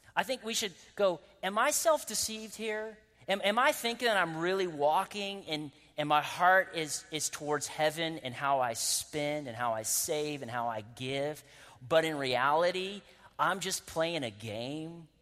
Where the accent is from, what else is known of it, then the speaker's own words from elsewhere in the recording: Winston-Salem, North Carolina, United States; I'm from Winston-Salem, North Carolina, so I can make those accents